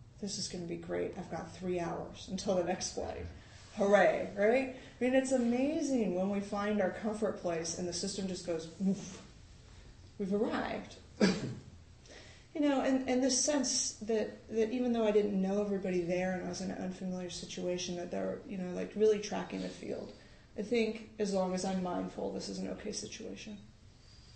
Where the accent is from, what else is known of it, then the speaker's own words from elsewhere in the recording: United States; as an American